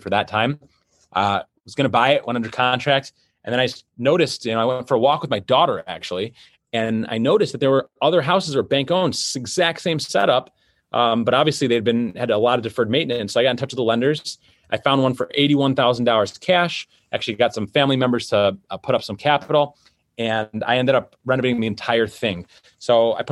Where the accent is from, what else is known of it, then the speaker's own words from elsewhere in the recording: Detroit, Michigan, United States; I was born in Detroit, Michigan.